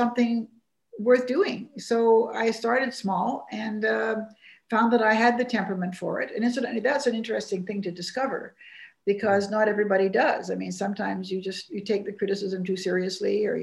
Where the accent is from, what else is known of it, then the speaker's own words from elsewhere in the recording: Vancouver, British Columbia, Canada; I grew up in Vancouver, which wasn't certainly at the heart of national politics